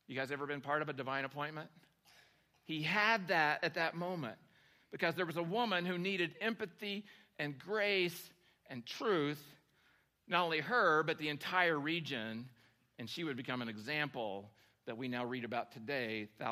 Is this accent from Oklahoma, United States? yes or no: yes; Oklahoma, United States; moved away; my hometown in Oklahoma